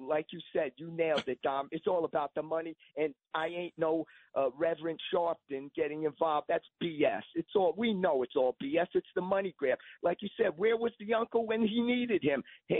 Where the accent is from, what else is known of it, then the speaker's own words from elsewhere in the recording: New York City, New York, United States; I'm a white black guy. I grew up in the South Bronx. I was a minority. I grew up in the housing projects of the South Bronx, Jackson Houses.